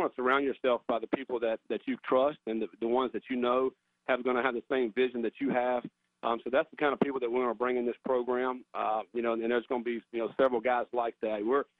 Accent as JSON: {"language": "English", "area": "Raleigh-Durham area", "region": "North Carolina", "country": "United States", "tie": "born or raised there", "said": "I grew up in the Raleigh-Durham area, really ACC country"}